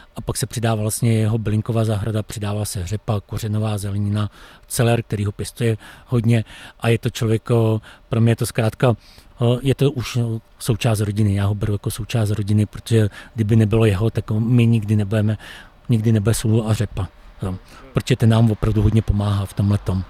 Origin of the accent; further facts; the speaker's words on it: Czechia; jsem Čech